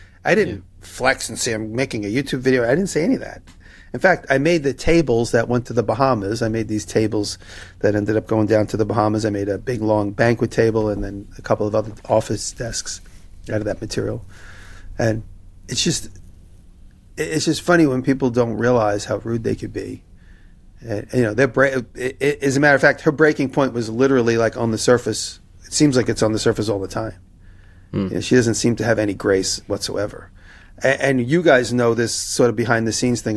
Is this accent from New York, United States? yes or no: yes; New York, United States; as a New Yorker